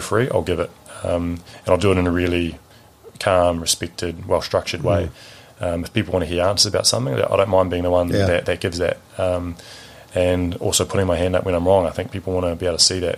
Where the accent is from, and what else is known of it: New Zealand